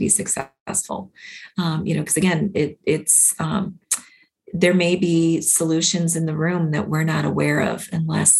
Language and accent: English; Minnesota, United States; I grew up in Minnesota